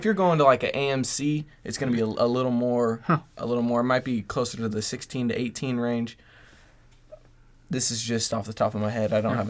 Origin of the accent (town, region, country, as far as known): La Habra, California, United States; born or raised there